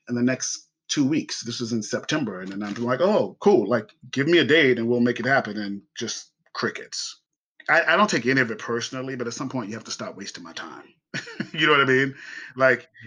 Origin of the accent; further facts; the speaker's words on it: Columbia, South Carolina, United States; also born or lived in Los Angeles; I was born and raised in Columbia, South Carolina